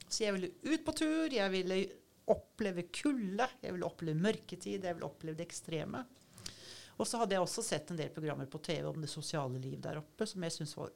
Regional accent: Oslofjord area, Norway; At {S3} jeg har vokst opp ved Oslofjorden.

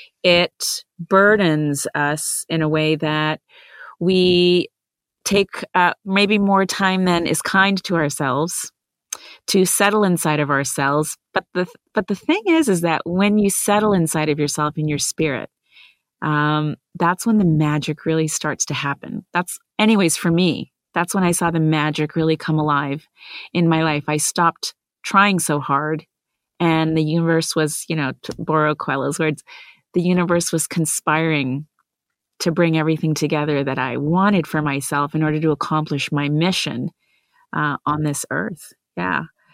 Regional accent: Vancouver, British Columbia, Canada; also born or lived in India; I'm an immigrant. I was born in India. I grew up in Vancouver, BC. Huge Indian settling community there.

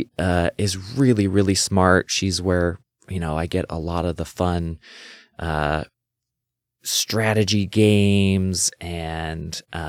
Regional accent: Renton, Washington, United States; Well, yeah, I grew up in Renton, Washington. It's on the bottom end of Lake Washington. It's where Boeing headquarters is and Seahawks practice fields.

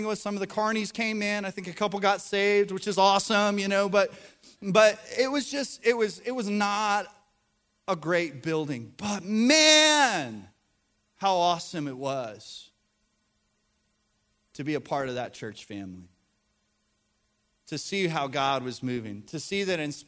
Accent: the South, United States; we live in the South, we're from the South, we go to church

